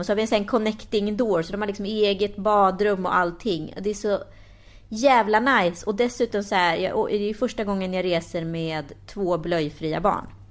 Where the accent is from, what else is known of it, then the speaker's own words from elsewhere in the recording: Sweden; vi eh, som är svenskar då, vi är ju lite udda här liksom.